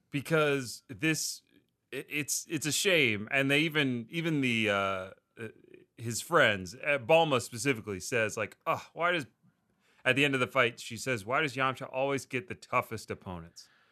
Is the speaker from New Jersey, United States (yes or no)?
no; Delaware, United States; I'm from Delaware